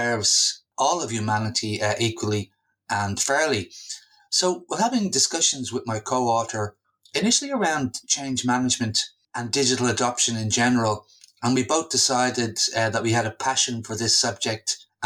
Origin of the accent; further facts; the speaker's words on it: Dublin, Leinster, Ireland; moved away as an adult; also born or lived in London / Australia; I've recently returned to my hometown of Dublin from Australia